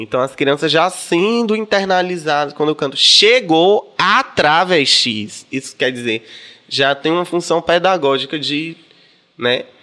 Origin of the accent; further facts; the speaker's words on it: Salvador, Bahia, Brazil; also born or lived in Corrente, Piauí / Rio de Janeiro; eu me criei em Salvador. Eu vim pra aqui muito novinha, com minha mamãe.